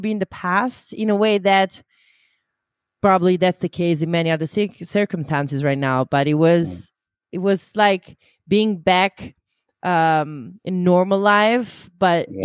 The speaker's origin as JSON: {"language": "English", "country": "Italy", "moved": "yes", "lives_now": "Amsterdam, Netherlands", "said": "I come originally from Italy"}